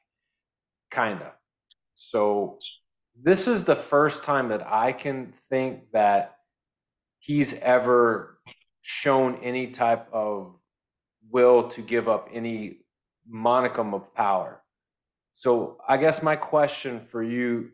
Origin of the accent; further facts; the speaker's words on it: Tampa, Florida, United States; my hometown, Tampa Bay